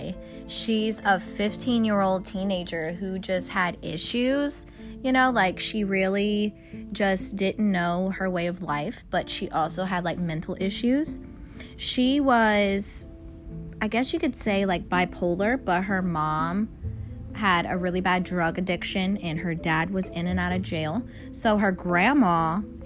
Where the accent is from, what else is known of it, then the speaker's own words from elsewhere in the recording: United States; we're from America